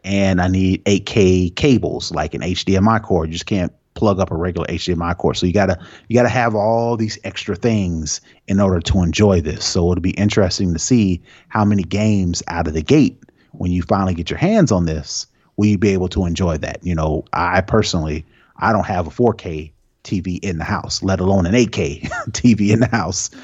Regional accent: Indianapolis, Indiana, United States; I grew up in Indianapolis, Indiana

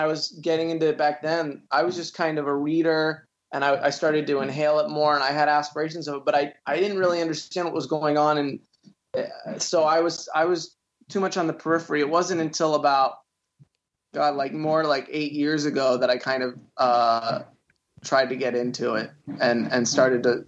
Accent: Jacksonville, Florida, United States; moved away as an adult; also born or lived in Quad Cities, Iowa / Washington, D.C.; now in Los Angeles, United States; when I was 10, I moved to Jacksonville, Florida, which is, North Florida

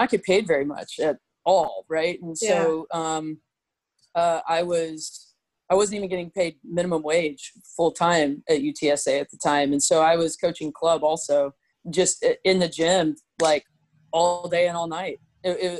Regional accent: San Antonio, Texas, United States; I grew up in San Antonio

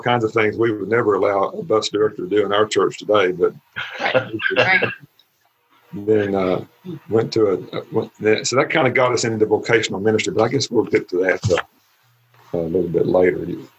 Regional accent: Fort Worth, Texas, United States; also born or lived in Houston, Texas; I was born in Fort Worth, Texas

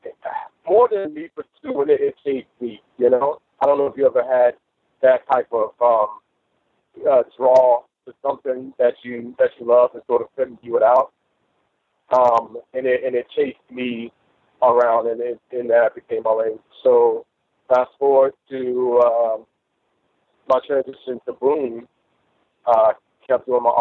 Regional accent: Miami, Florida, United States; I went to school for painting down in Miami, where I was born.

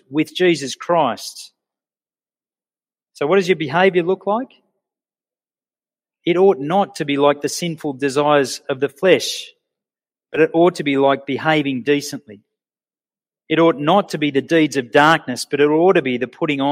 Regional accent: Sydney, New South Wales, Australia; moved away as an adult; now in Orange, Australia; I grew up in Sydney in the 70s and 80s

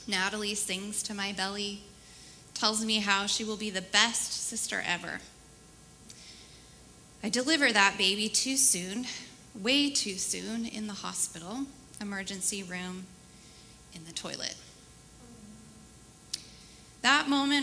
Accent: Portland, Oregon, United States; I grew up in the Portland area

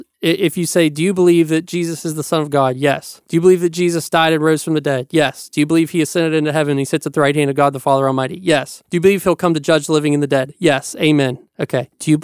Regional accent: Appalachia, United States; I'm Appalachian

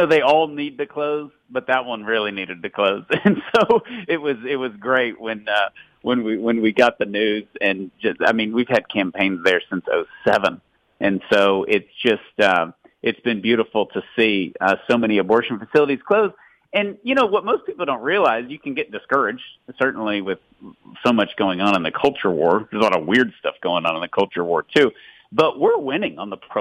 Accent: Tyler, Texas, United States; I'm from Tyler, Texas, which is literally 3 or 4% Catholic

